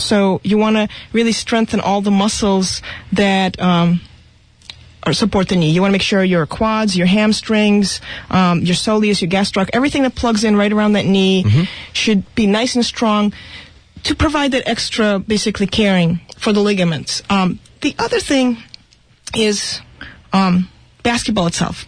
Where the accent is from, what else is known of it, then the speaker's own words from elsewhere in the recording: Russia; moved away; I was going to be a ballerina because I grew up in Russia